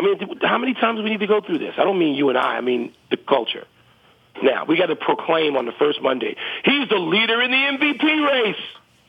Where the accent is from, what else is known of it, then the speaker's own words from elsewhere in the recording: Chicago, Illinois, United States; I grew up on the South Side of Chicago with a father who was a Sox fan.